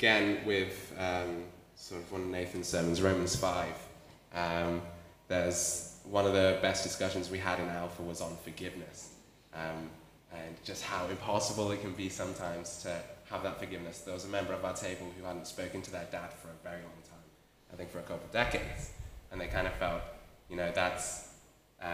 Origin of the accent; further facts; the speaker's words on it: Wales, United Kingdom; moved away as an adult; now in Australia; I'm from Wales, back in the UK. I've been in Australia for 2.5 years now